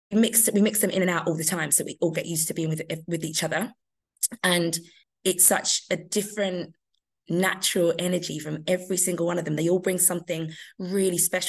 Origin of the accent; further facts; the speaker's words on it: London, United Kingdom; I'm a Londoner